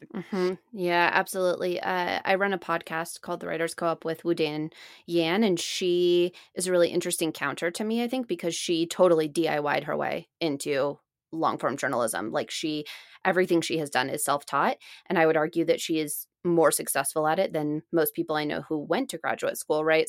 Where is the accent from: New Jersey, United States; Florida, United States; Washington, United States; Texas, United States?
Washington, United States; Seattle; also born or lived in Boston; I spent most of my time growing up in Seattle